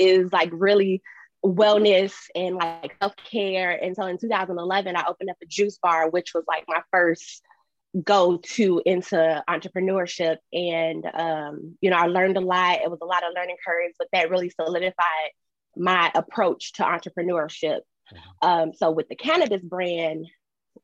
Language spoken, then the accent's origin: English; Chicago, Illinois, United States; moved away as an adult; now in San Diego, United States; I'm originally from Chicago. I moved to San Diego 3 years ago